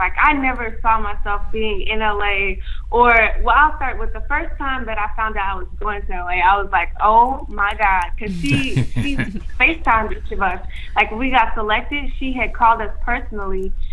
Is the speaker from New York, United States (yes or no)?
no; Chicago, Illinois, United States